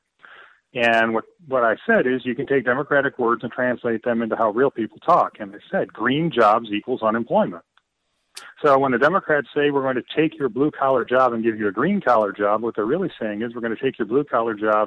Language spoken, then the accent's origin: English; Detroit, Michigan, United States; my hometown of Detroit